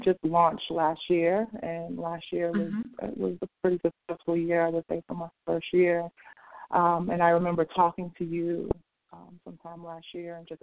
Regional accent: Boston, Massachusetts, United States; also born or lived in San Francisco; now in Los Angeles, United States; I'm originally from Boston, but I live in L.A.

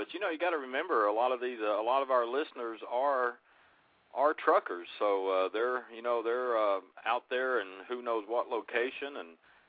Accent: Oklahoma, United States; now in Florida, United States; my home state, area code 918.

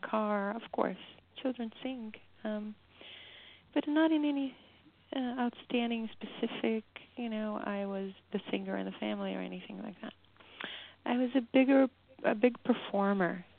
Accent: Brazil; now in United States; I grew up in Brazil, and music plays all day long.

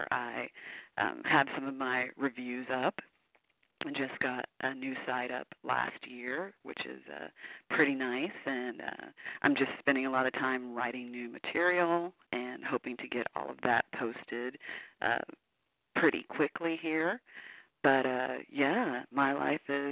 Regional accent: Houston, Texas, United States; now in Portland, United States; I'm originally from Houston, Texas, but I now live in lovely Portland, Oregon.

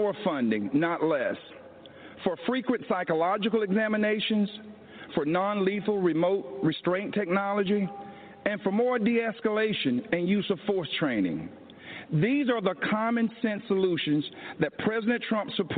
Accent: Laurel Hill, North Carolina, United States; moved away as an adult; I grew up in the South, in Laurel Hill, North Carolina, Scotland County, the Green Pond community to be exact

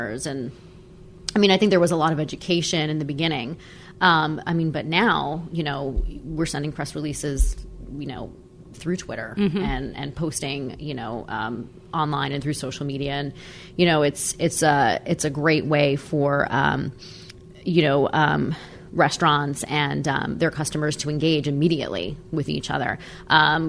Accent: New Jersey, United States; moved away as an adult; also born or lived in New York City / Los Angeles; I'm originally from New Jersey

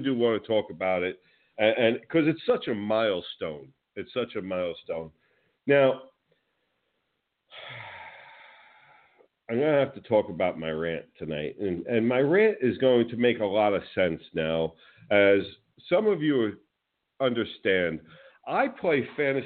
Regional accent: New Jersey, United States; now in Florida, United States; I grew up in New Jersey, and I am one of those spoiled New York, New Jersey fans

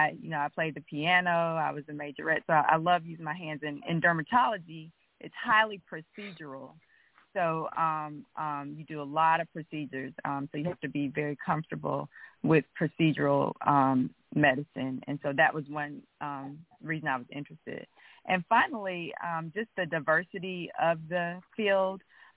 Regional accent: Montgomery, Alabama, United States; Yeah, so I grew up in Montgomery. I'm a native of Montgomery, and I received my bachelor's degree in biology medical studies at the University of Alabama

